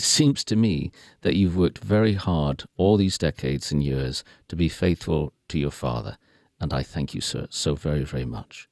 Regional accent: United Kingdom; I am British

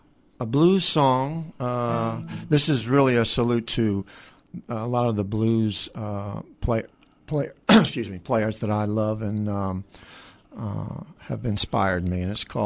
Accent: Virginia Tidewater, United States; moved away as an adult; also born or lived in New England / Nashville; Originally, born and bred in Virginia. And through bands I've worked with, I've lived in New England. I've lived in Nashville for a while

